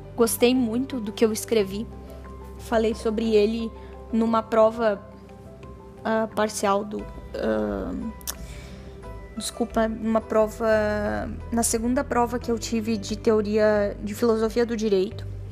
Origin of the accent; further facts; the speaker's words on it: Brazil; nós todos somos cidadãos dessa pátria, nós todos uh, somos brasileiros